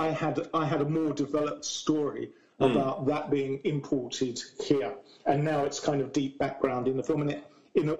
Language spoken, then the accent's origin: English; Essex, East of England, United Kingdom; now in Brighton, United Kingdom; I grew up in Essex, not in Basildon in Essex